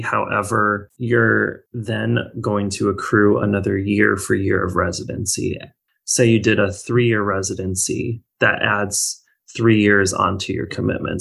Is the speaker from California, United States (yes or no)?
no; Minnesota, United States; moved away; I am originally from Minnesota